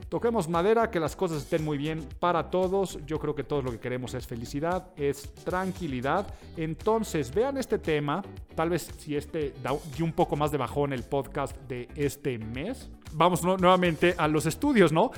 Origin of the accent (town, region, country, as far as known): Mexico